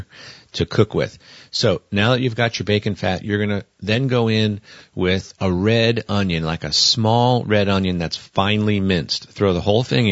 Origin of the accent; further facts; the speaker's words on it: Northeast, United States; also born or lived in the South; now in Montana, United States; growing up in the Northeast